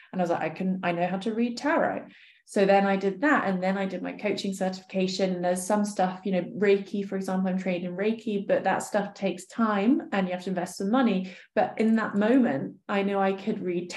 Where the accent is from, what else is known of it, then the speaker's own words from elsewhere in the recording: Poole, South West England, United Kingdom; I grew up in Dorset